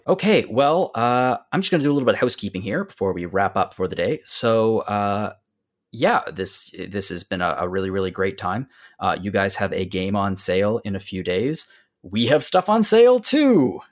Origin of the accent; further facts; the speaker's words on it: Canadian Maritimes, Canada; as a Canadian maritimer